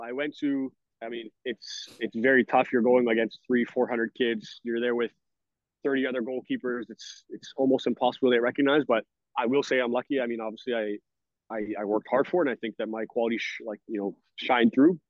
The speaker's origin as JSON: {"language": "English", "town": "Brampton", "region": "Ontario", "country": "Canada", "also_born_or_lived": "Syracuse, New York / Philippines / Sweden", "moved": "as an adult", "lives_now": "Spain", "said": "I'm Canadian. I'm from Brampton, Ontario"}